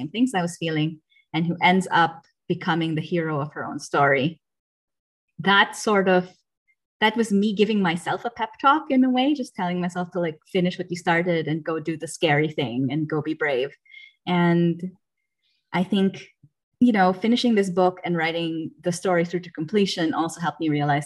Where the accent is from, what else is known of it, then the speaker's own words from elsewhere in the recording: Philippines; moved away as an adult; also born or lived in United States; now in Germany; I grew up in the Philippines. I fully graduated high school there, and then I moved to the States